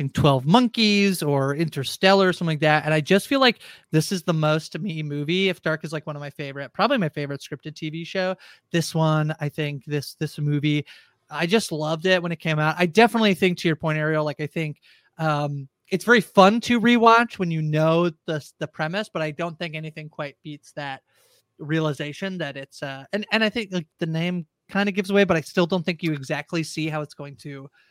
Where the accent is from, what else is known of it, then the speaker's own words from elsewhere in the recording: Canada; I'm Canadian, so I feel like, oh, it's hi.